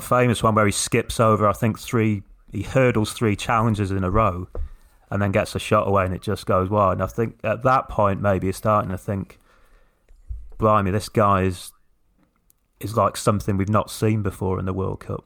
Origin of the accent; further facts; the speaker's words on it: England, United Kingdom; as, as English people